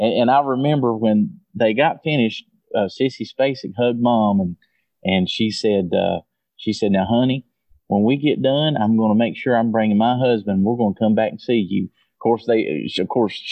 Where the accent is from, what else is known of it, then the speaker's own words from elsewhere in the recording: Blackey, Kentucky, United States; I was born and raised in a little small town called Blackie, Kentucky, which is located in Eastern Kentucky, Letcher County.